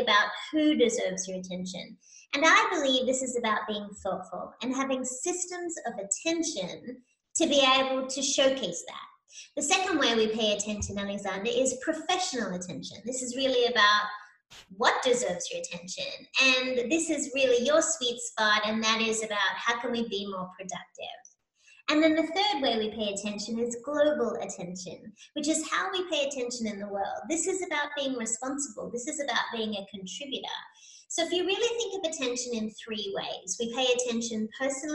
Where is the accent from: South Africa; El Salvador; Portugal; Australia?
Australia; Sydney, New South Wales; moved away as an adult; also born or lived in New York area, United States; now in Tampa, United States; So you can tell from my accent that I'm from Australia. So I relocated from Sydney, Australia to the US many years ago.